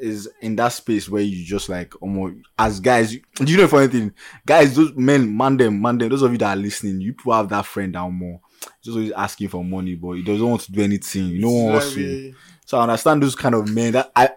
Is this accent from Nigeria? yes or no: yes; Nigeria; speaking as Nigerian men and African men